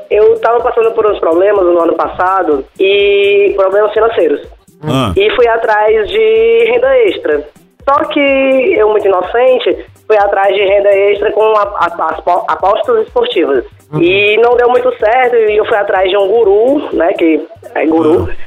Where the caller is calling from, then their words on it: Fortaleza, Ceará, Brazil; De Fortaleza, Ceará.